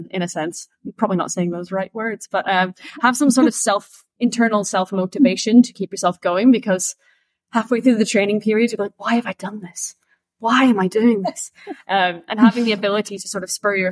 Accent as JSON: {"language": "English", "region": "Scotland", "country": "United Kingdom", "moved": "yes", "said": "I started my barista career because I'm from Scotland. So I started in Scotland in Edinburgh"}